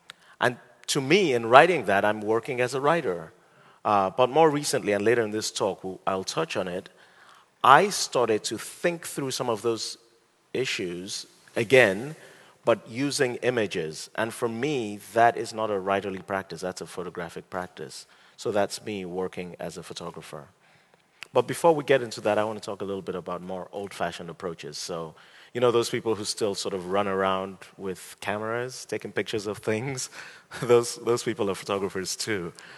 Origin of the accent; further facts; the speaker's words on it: Nigeria; also born or lived in United States; I'm a Nigerian and an American.